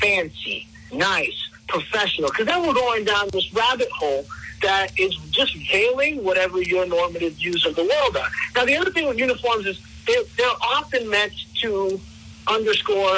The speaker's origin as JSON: {"language": "English", "town": "Miami", "region": "Florida", "country": "United States", "tie": "born or raised there", "also_born_or_lived": "Queens, New York / Rhode Island", "moved": "as an adult", "lives_now": "Central Falls, United States", "said": "My mother and I moved to South Florida. That's where I had my formative public school education."}